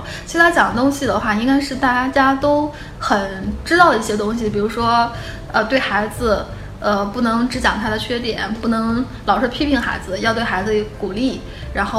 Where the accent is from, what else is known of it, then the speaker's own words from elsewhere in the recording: Beijing, China; 后来我发现我是北京的，然后我站在北京的队列